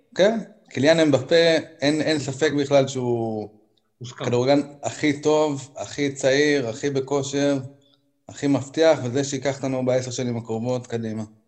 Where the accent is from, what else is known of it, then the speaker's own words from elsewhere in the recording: Haifa, Haifa District, Israel; אני חיפאי